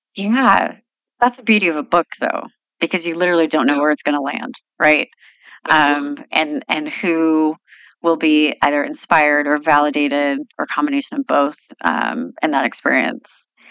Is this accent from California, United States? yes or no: yes; Sacramento, California, United States; growing up in Sacramento